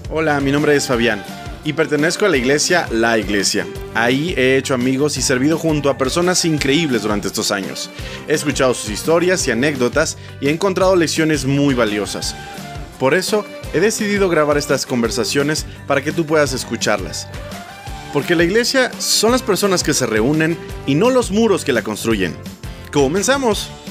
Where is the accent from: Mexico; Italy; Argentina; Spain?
Mexico; Oaxaca; moved away as an adult; also born or lived in Mexico City; now in Guadalajara, Mexico; yo nací en Ciudad de México y crecí en Oaxaca